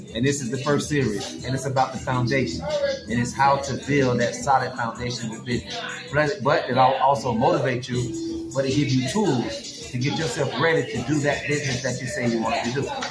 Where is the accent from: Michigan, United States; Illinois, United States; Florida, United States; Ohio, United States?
Florida, United States; Jacksonville; I'm from Jacksonville, Florida